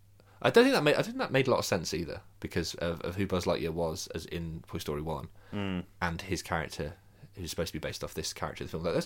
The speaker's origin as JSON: {"language": "English", "town": "Birmingham", "region": "West Midlands", "country": "United Kingdom", "tie": "born or raised there", "said": "So I grew up in Birmingham."}